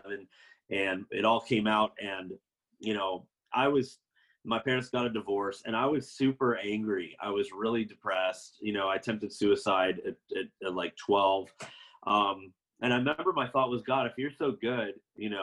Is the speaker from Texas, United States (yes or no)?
no; Florida, United States; I was raised in Florida in a Seventh-day Adventist family